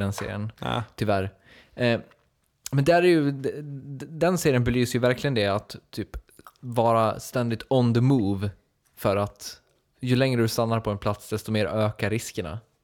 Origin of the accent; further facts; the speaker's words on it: Dalarna County, Sweden; moved away; min uppväxt i Dalarna